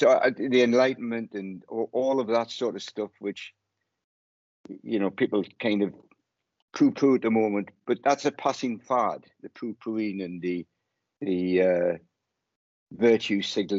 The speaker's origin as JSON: {"language": "English", "region": "Wales", "country": "United Kingdom", "tie": "born or raised there", "moved": "yes", "lives_now": "Newcastle, United Kingdom", "said": "I was born in Wales. I live in Newcastle."}